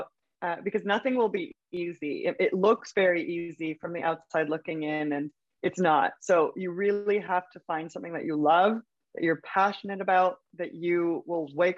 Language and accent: English; Vancouver, British Columbia, Canada; moved away as an adult; also born or lived in Berlin; now in New York City, United States; I'm from Vancouver, Canada originally, and I left here about 7 years ago.